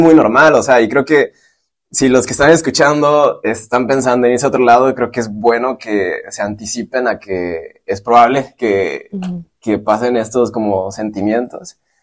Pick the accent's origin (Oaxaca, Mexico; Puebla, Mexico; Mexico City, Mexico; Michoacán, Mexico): Michoacán, Mexico; moved away as an adult; now in San Francisco, United States; yo soy de Michoacán